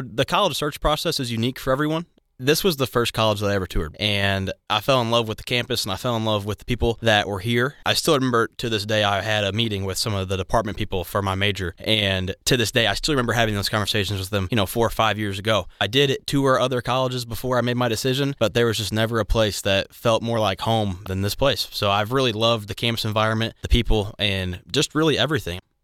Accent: Maryville, Illinois, United States; moved away as an adult; now in Cape Girardeau, United States; I'm from Maryville, Illinois. It's a somewhat small town, depending on where you're from, but I went to Collinsville High School

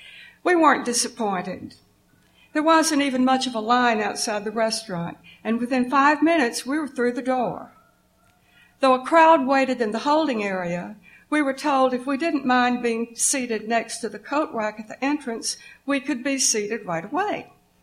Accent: South Mississippi, United States; Growing up in South Mississippi, I'd spent football weekends and New Year's holidays in that fabled city.

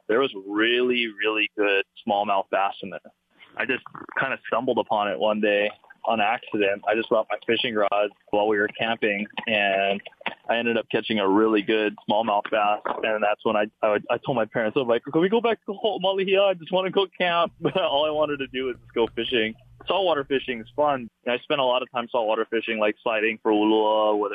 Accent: Wahiawa, Hawaii, United States; moved away; There's Lake Wilson, which is in Wahiwa. That's where I grew up

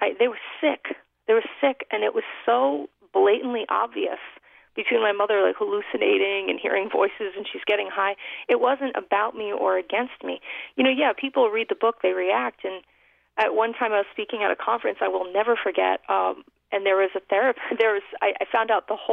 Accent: New York City, New York, United States; We grew up in the Bronx in New York City

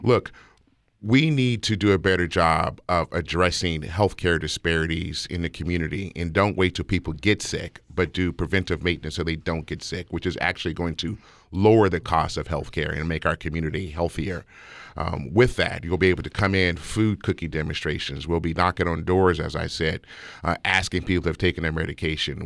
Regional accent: Las Vegas, Nevada, United States; I'm born and raised in Las Vegas. I'm born and raised in the historic West Side. I live in the house I grew up in.

